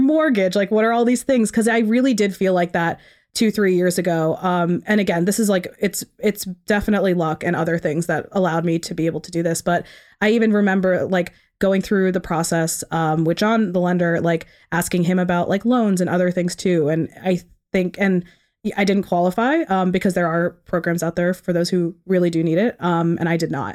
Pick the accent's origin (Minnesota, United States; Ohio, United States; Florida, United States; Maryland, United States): Maryland, United States; Ellicott City; now in Towson, United States; I grew up in Howard County, so Ellicott City, um, about thirty minutes from here